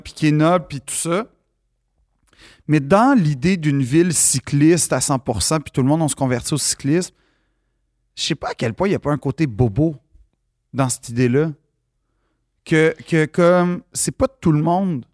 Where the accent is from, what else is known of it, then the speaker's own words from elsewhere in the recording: Montreal, Quebec, Canada; je suis un Montréalais.